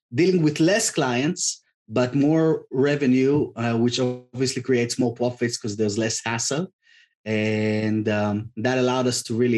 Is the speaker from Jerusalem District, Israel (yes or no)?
no; Tel Aviv, Tel Aviv District, Israel; moved away; I'm originally from Tel Aviv, from Israel